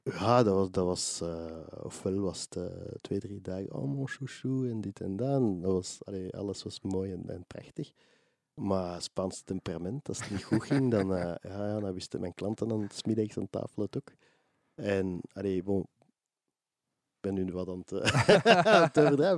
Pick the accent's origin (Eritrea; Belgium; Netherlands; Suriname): Belgium; Mechelen, Flanders; Ik ben van Mechelen oorspronkelijk